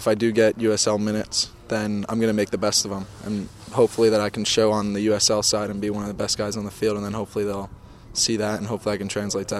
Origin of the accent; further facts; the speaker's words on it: Long Island, New York, United States; I grew up on Long Island